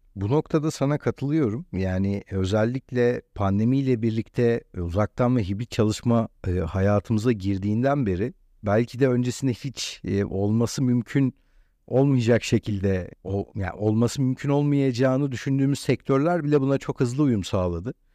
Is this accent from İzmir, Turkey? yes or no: no; Istanbul, Turkey; ben burada doğduğum, burada büyüdüğüm için